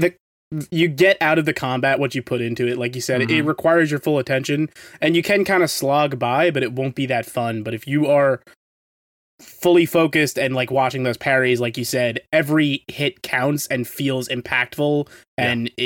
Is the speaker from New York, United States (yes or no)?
yes; New York, United States; I'm from New York